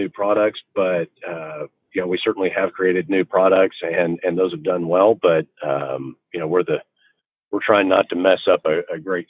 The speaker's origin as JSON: {"language": "English", "town": "Oklahoma City", "region": "Oklahoma", "country": "United States", "tie": "born or raised there", "said": "I grew up here in Oklahoma City"}